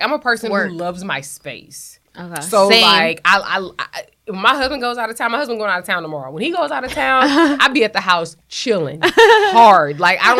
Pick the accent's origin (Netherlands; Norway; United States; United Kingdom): United States; Houston, Texas; moved away as an adult; I'm from Houston, which is very different from growing up in Texas.